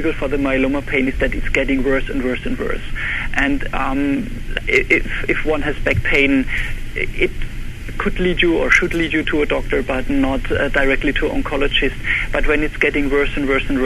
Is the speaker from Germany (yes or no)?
yes; Germany; English is a second language; moved away as an adult; also born or lived in Heidelberg, Germany; now in Buffalo, United States; I'm actually originally from Germany, and I was trained in Heidelberg Medical School